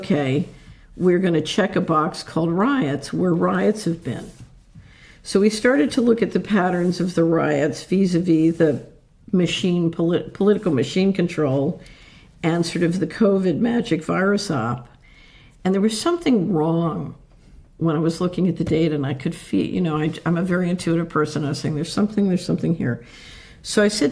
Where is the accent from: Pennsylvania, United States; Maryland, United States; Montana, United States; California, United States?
Pennsylvania, United States; Philadelphia; I grew up in Philadelphia